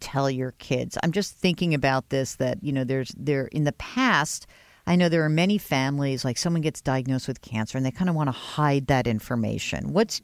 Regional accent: New York, United States; I am a Jew from New York

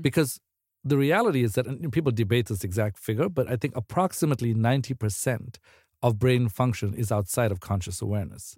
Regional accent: South Africa; moved away as an adult; now in United States; I'm originally from South Africa, so I was sort of like what my friends would call like a like uh, too eager immigrant.

